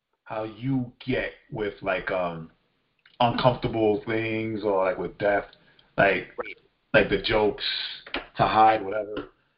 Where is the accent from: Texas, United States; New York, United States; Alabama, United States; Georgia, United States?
New York, United States; New York City; Because again, like we're all from Far Rockaway, right?